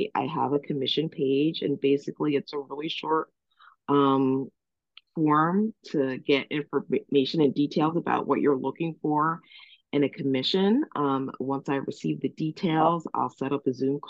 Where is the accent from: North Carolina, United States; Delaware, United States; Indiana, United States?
Delaware, United States; also born or lived in Cape May, New Jersey; now in Cape May County, New Jersey, United States; I was born in Cape May. At 3, I moved to Delaware, where I was raised, but I always returned each summer